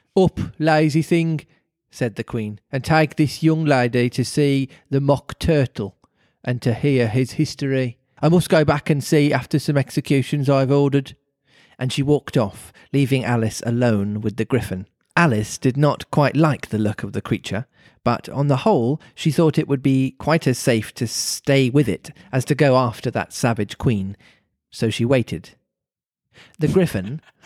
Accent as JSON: {"language": "English", "town": "Birmingham", "region": "West Midlands", "country": "United Kingdom", "accent": "Brummy", "said": "my Brummy accent"}